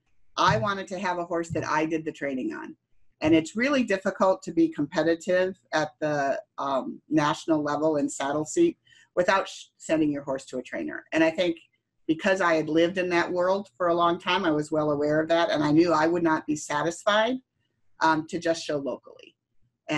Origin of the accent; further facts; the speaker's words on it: Wisconsin, United States; growing up in Wisconsin, most of it was Western